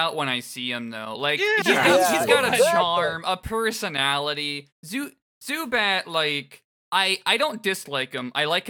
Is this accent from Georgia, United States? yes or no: no; Florida, United States; I grew up in Florida.